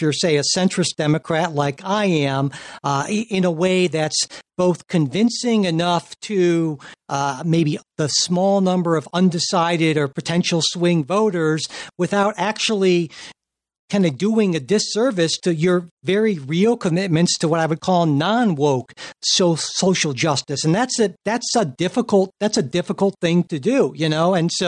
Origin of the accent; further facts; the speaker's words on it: Springfield, United States; my hometown, Springfield